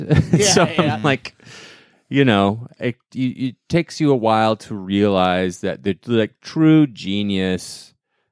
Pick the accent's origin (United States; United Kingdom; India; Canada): Canada; I'm being from Canada